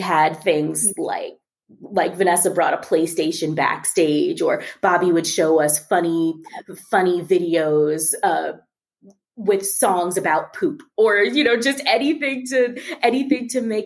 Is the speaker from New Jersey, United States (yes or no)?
no; Maryland, United States; I grew up in Maryland